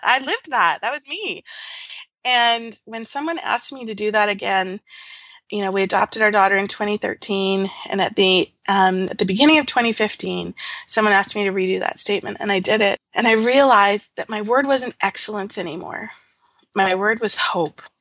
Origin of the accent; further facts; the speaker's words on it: Nanaimo, British Columbia, Canada; moved away as an adult; also born or lived in Latin America / Georgia, United States; now in Ontario, Canada; I grew up on Vancouver Island in a small, well, it was a small town then called Nanaimo